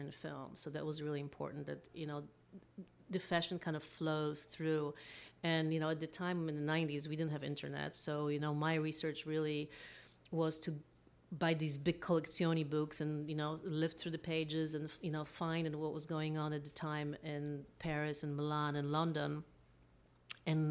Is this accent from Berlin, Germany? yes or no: yes; Berlin, Germany; now in Los Angeles, United States; I grew up in Berlin